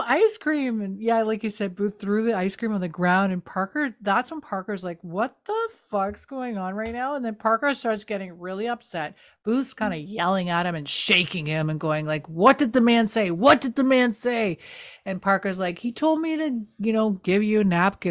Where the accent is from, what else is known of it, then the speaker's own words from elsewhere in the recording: New Brunswick, Canada; We're from New Brunswick.